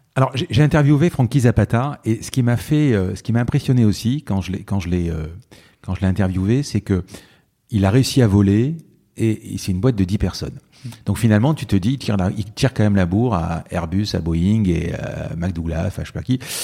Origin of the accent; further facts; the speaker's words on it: Marseille, Provence-Alpes-Côte d'Azur, France; Nous, on est Marseillais